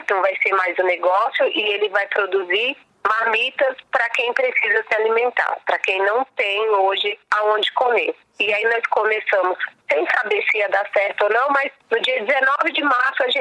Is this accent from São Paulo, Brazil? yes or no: yes; São Paulo, Brazil; Eu nasci aqui em Paraisópolis